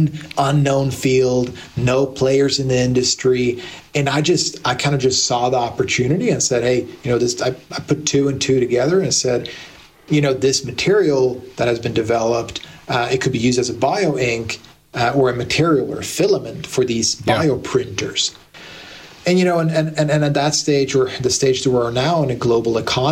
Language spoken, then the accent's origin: English; Blacksburg, Virginia, United States; moved away as an adult; now in Sweden; I moved permanently to Blacksburg and grew up there, went to high school, university